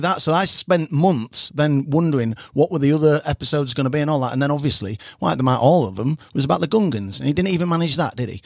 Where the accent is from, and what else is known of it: Harrogate, Yorkshire and the Humber, United Kingdom